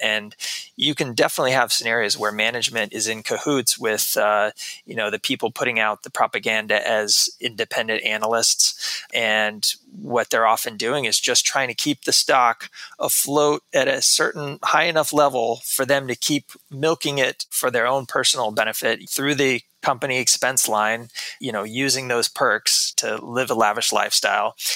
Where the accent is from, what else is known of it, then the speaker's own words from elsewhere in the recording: Texas, United States; moved away as an adult; also born or lived in New York City; I grew up in Texas uh, most of my life